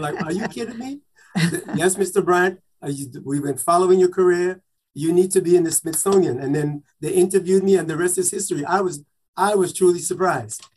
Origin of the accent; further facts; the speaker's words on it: U.S. Virgin Islands; moved away; also born or lived in New York; I am from St. Thomas Virgin Islands. So as a kid growing up, my mother had a black and white television in the living room